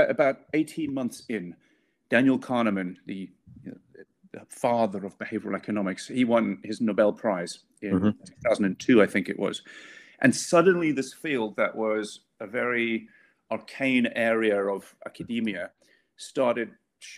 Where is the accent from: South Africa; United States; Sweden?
South Africa; now in United Kingdom; I'm not from the UK originally. I grew up in South Africa